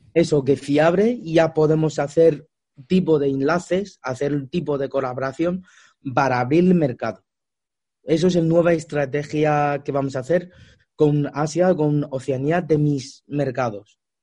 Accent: China; Spanish is a second language; moved away as an adult; also born or lived in Australia; now in Spain; yo nací en China y luego vivía muchos años en Australia

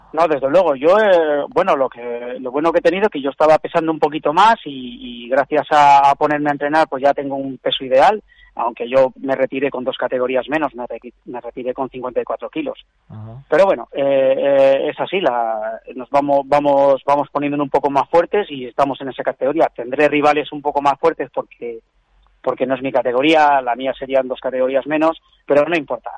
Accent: Burgos, Castile and León, Spain; yo soy burgalés del barrio de Gamonal

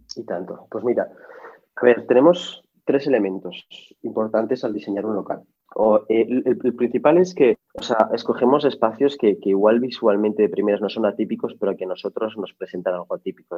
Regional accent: Barcelona, Catalonia, Spain; also born or lived in Paris, France; yo, soy de Barcelona, o sea, soy medio marroquí, Yo siempre, digo que soy medio marroquí, medio francés y medio español-catalán

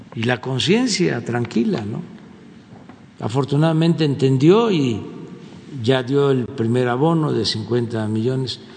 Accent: Mexico

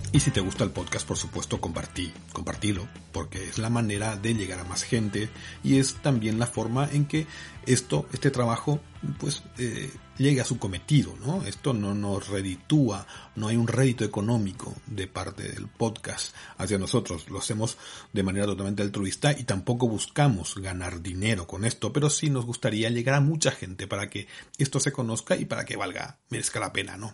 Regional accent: Paraguay; moved away

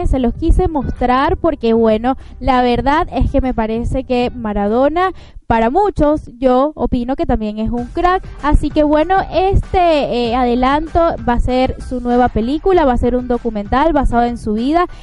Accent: Venezuela; todos aquí somos venezolanos

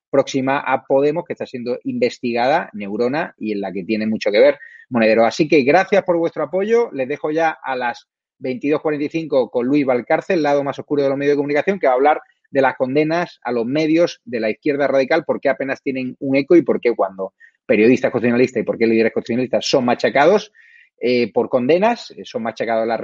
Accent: Málaga, Andalusia, Spain; como malagueño nosotros le protegemos y le mimamos

